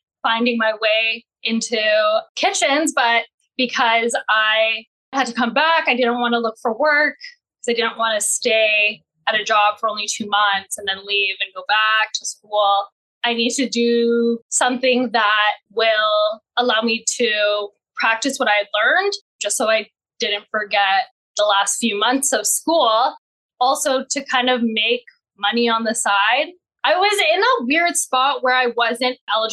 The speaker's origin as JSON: {"language": "English", "town": "Mississauga", "region": "Ontario", "country": "Canada", "tie": "born or raised there", "said": "I am Canadian born and raised in Mississauga"}